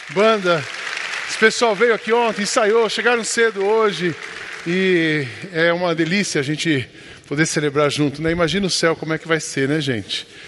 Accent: Brazil; Nós somos brasileiros

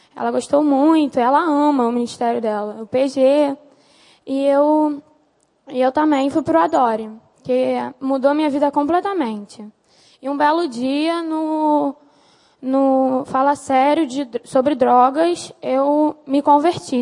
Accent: Nova Iguaçu, Rio de Janeiro, Brazil; E minha família ficou toda em Nova Iguaçu, onde eu sempre morei

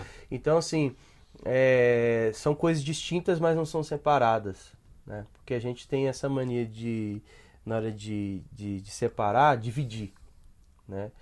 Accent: Belo Horizonte, Minas Gerais, Brazil; also born or lived in Rui Barbosa, Bahia; Eu nasci em Belo Horizonte, Sim. depois eu eu com dois anos, logo assim, a gente se mudou para para Rui Barbosa, a terra da minha mãe, na Bahia, e eu fiquei lá de dois até os seis anos

